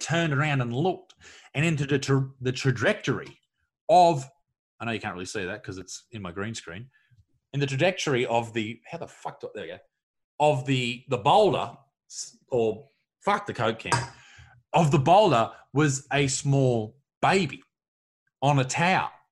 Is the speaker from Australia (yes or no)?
yes; Newcastle, New South Wales, Australia; Dudley Beach, where I grew up in Newcastle